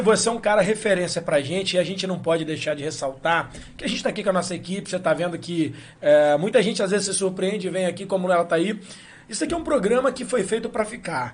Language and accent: Portuguese; Valença, Rio de Janeiro, Brazil; nós somos de Valença, o programa é em Valença